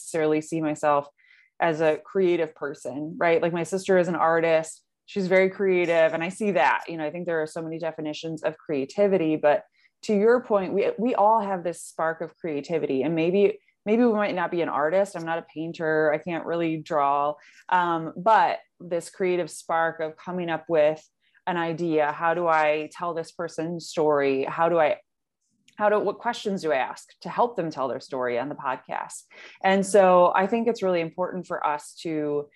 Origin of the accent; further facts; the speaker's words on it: Detroit, Michigan, United States; also born or lived in Washington, D.C.; come back to my home, come back to Michigan, move back to Detroit